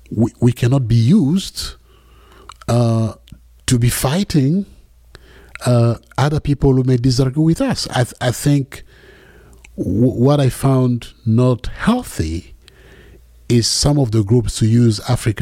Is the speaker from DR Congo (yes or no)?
yes; North Katanga, Tanganyika, DR Congo; English is a second language; in my tribe, I'm from the Luba people in North Katanga area